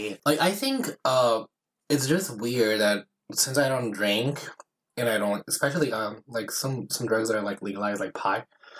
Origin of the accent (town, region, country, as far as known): Brazil; born or raised there; first language Portuguese; English is a second language; moved away